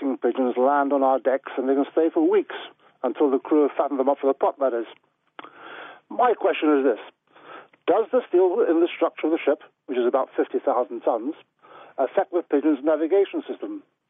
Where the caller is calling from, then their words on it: Norwich, East of England, United Kingdom; Hi, Naked Scientists. … from Norwich, and I'm the captain of a large oil tanker.